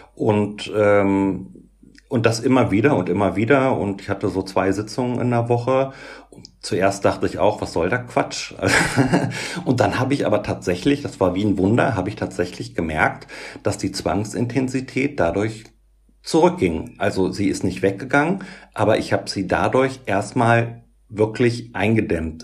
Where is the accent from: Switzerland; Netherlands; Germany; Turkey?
Germany; Göttingen, Lower Saxony; moved away as an adult; also born or lived in Berlin; bin dann aber wieder zurück in meine Heimatstadt Göttingen